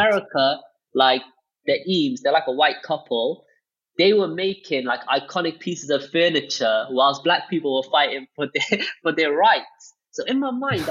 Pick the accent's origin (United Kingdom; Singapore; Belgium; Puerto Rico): United Kingdom; Cardiff, Wales; growing up in Wales, racism was normal